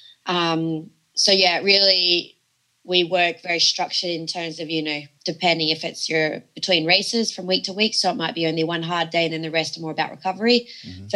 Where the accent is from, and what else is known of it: Australia; born or raised there; moved away as an adult; now in France